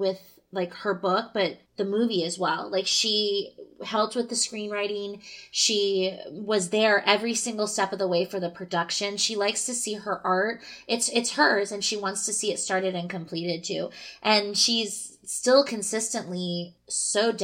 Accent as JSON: {"language": "English", "area": "the Bay Area", "region": "California", "country": "United States", "tie": "born or raised there", "said": "growing up in the Bay"}